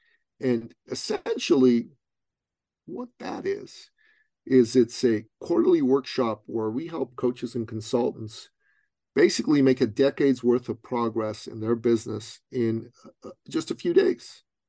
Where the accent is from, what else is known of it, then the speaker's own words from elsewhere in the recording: Toronto, Ontario, Canada; Now, she's from Ottawa. I'm from Toronto. 5 hours apart driving distance.